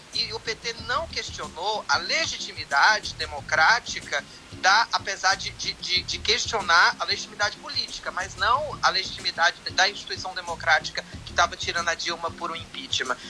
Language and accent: Portuguese; Vitória da Conquista, Bahia, Brazil; eu sou do sertão da Bahia